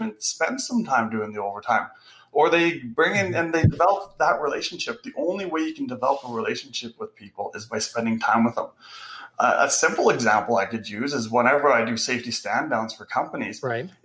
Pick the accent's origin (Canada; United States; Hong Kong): Canada; we're Canadian